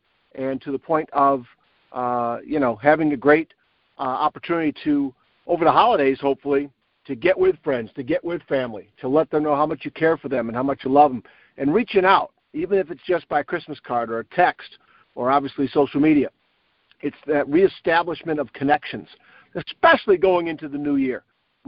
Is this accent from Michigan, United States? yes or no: yes; Northville, Michigan, United States; We had a couple-day tournament about an hour away in my hometown of Northville, and got to see my family, my parents, some friends